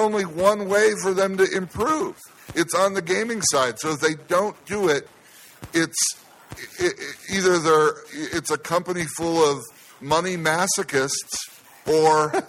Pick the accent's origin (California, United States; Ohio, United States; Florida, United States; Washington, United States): Ohio, United States; now in Las Vegas, United States; my home state of Ohio